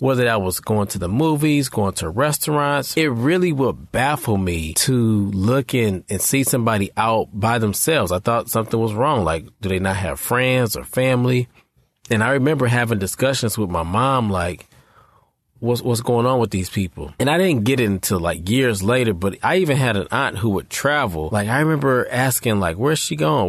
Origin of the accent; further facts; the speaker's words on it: Detroit, Michigan, United States; I'm from Detroit